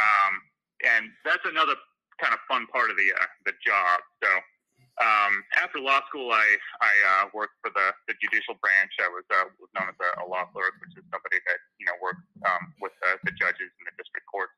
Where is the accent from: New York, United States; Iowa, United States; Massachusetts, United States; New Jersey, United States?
Iowa, United States; Fairfield; also born or lived in California; So when I was 8, they moved back here. We bought some land and kind of grew up in Fairfield